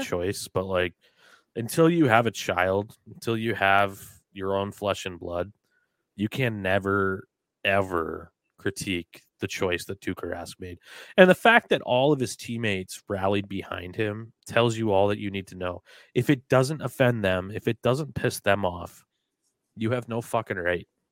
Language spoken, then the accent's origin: English; New Hampshire, United States; I'm from New Hampshire. I've been raised in, I was raised in New Hampshire